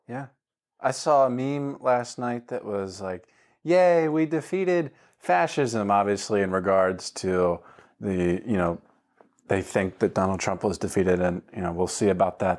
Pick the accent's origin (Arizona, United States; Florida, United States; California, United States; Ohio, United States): Florida, United States; moved away as an adult; also born or lived in Montgomery County, Pennsylvania; now in Delaware County, Pennsylvania, United States; I'm from Florida